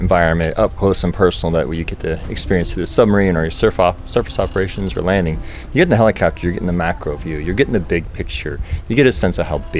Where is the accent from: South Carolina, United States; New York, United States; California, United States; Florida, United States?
Florida, United States; Tampa; I'm in Tampa, Florida, United States.